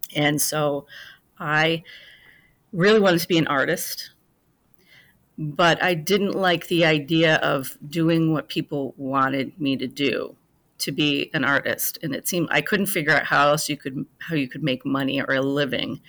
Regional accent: Fort Dodge, Iowa, United States; now in Chicago, United States; I grew up, uh, in a small town in Iowa, Fort Dodge

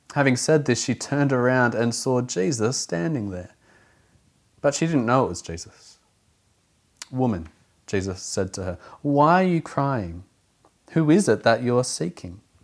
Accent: Australia; now in Auckland, New Zealand; I'm not from Auckland originally, from a coastal region of Australia. I come from a surf culture.

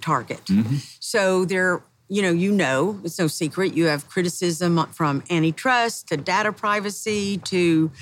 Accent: the South, United States; I was raised in the South

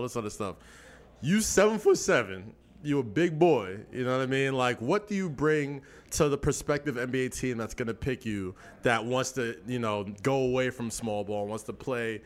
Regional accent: Nigeria; I'm Nigerian

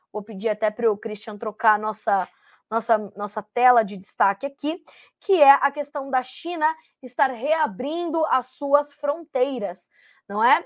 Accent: Brazil; antes de sermos jornalistas, somos cidadãos e somos brasileiros

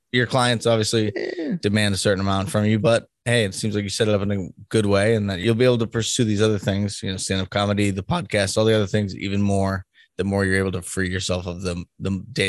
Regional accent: East Coast, United States; now in Midwest, United States; because we're from the East Coast, like New York and Boston, people don't want to be told what to do sometimes because that's definitely part of it. And I'm in the Midwest now

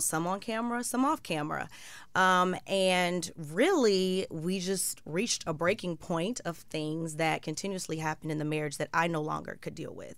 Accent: Chicago, Illinois, United States; I'm from Chicago

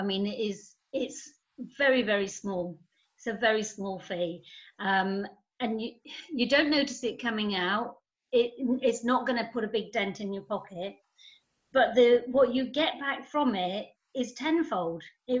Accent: Germany; oh, well, I grew up in Germany and I didn't really have anything and I didn't really know.

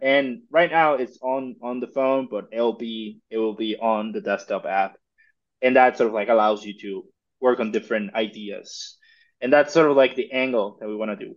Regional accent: Mexico; I'm originally from Mexico

